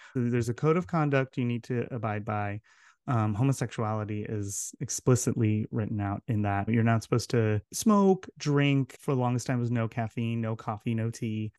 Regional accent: Southern California, United States; moved away as an adult; also born or lived in Santiago, Chile / Utah; I grew up in Southern California

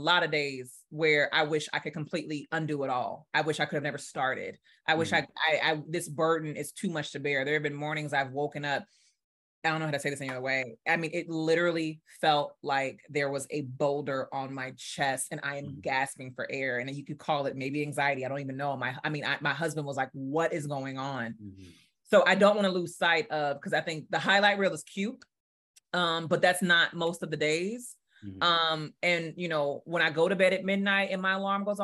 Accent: New Orleans, Louisiana, United States; I'm from New Orleans. So I went through Katrina.

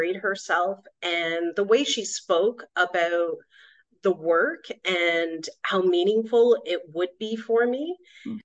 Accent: Canada; now in Switzerland; I was brought up in a very tight Indian community growing up in Canada.

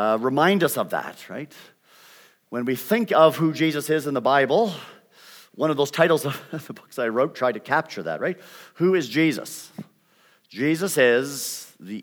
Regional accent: Canada; accent: Canadian; moved away as an adult; also born or lived in Vancouver, British Columbia; now in United States; You will pick up a Canadian accent. I've been in the United States since I was 18 years old, but I still maintain it, and students still identify me as Canadian

